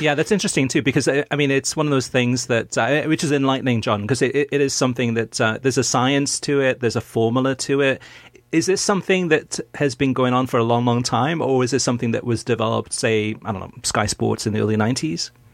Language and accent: English; Wales, United Kingdom; I'm also Welsh, born in Wales